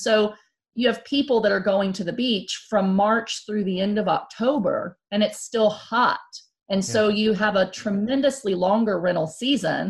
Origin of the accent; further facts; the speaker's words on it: Houston, Texas, United States; I grew up in Houston